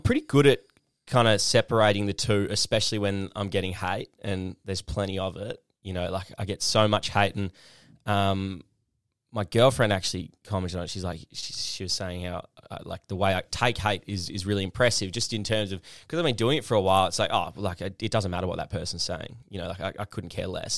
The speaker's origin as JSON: {"language": "English", "town": "Perth", "region": "Western Australia", "country": "Australia", "tie": "born or raised there", "moved": "yes", "lives_now": "Melbourne, Australia", "said": "the Perth I kinda grew up"}